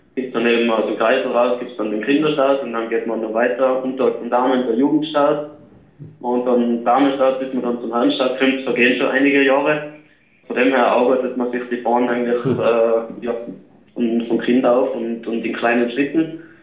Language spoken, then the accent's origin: German; Austria; wir auch als Österreicher